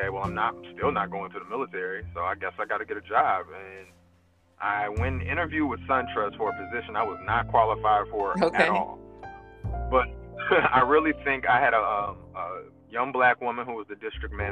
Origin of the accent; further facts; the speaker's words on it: Fairburn, Georgia, United States; I grew up south of Atlanta in a city called Fairburn, Georgia